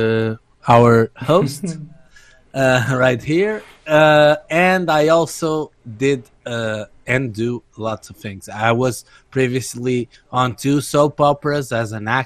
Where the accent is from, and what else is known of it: Portugal